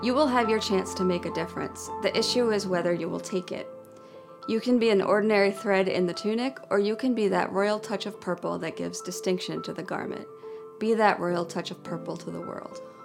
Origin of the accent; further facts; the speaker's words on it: New Jersey, United States; as a child growing up in New Jersey